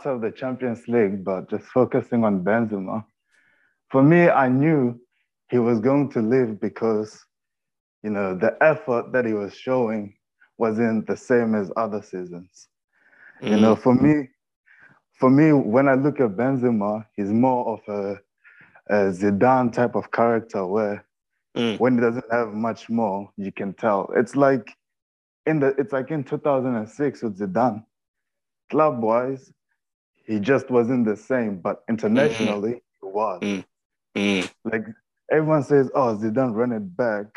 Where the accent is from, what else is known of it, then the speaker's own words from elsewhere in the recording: South Africa; also born or lived in Madrid, Spain; I was born in Spain, but I'm South African, so I moved back to South Africa, but I was born in Madrid.